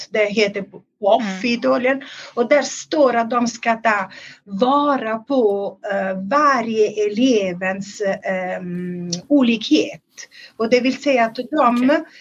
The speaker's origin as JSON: {"language": "Swedish", "country": "Italy", "moved": "as an adult", "lives_now": "Sweden", "said": "jag är från Italien. Um, inte från den delen där den där skolan ligger, men det är lite söderut."}